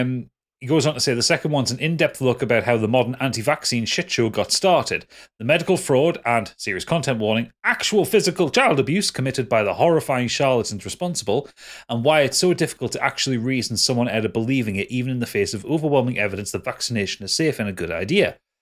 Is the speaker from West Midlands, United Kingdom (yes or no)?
no; Newcastle upon Tyne, North East England, United Kingdom; I'm, I'm a Geordie